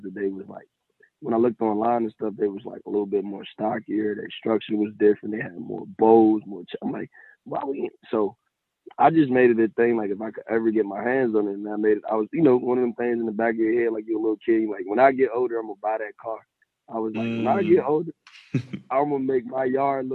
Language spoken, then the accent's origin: English; Virginia, United States; I'm from Maryland, Virginia